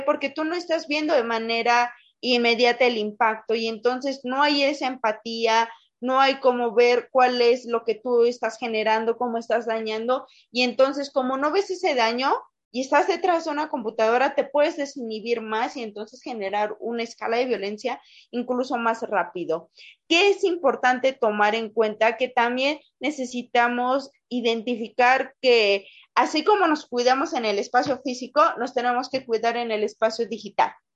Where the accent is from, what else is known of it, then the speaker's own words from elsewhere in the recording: Pachuca, Hidalgo, Mexico; soy orgullosamente hidalguense, pachuqueña de acá de donde el aire nos lleva